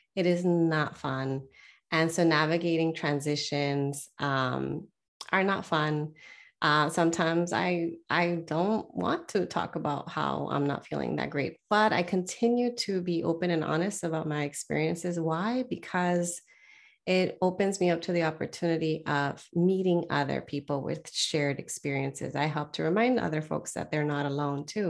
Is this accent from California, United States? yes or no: yes; Southern California, United States; born or raised there; moved away